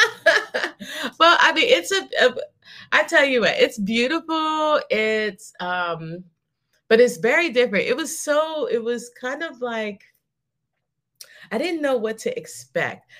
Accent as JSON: {"language": "English", "country": "United States", "also_born_or_lived": "Dubai", "moved": "yes", "said": "I'm like a hundred thousand percent American"}